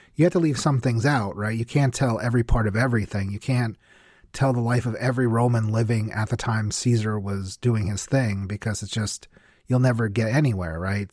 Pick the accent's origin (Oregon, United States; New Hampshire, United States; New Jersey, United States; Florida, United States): New Jersey, United States; also born or lived in New York; I grew up in New Jersey, and that's actually, I actually live in New Jersey now